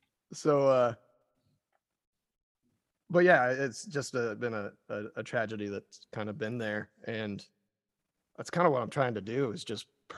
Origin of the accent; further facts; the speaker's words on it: Polk County, Oregon, United States; now in London, United Kingdom; Polk County, Oregon. I'm from Oregon originally.